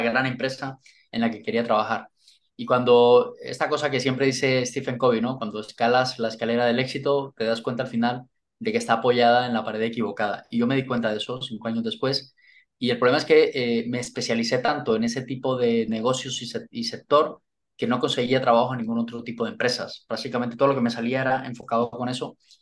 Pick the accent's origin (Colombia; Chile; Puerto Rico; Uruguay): Colombia; moved away as an adult; also born or lived in London, United Kingdom; now in Spain; lo que me hizo moverme de Colombia fue el, eh, eh, digamos, la, la situación profesional